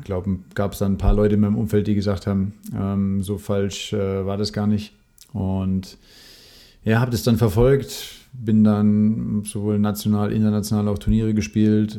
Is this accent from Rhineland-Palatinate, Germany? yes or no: yes; Mendig, Rhineland-Palatinate, Germany; moved away; Ich bin eigentlich in Mendig aufgewachsen, was nochmal südlich von, von Bonn eine gute halbe Stunde ist. Gehört auch noch zu Rheinland-Pfalz